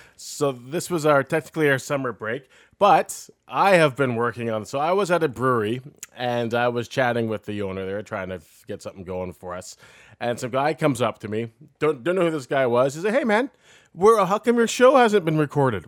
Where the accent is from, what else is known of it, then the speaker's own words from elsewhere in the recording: Canada; we're from Canada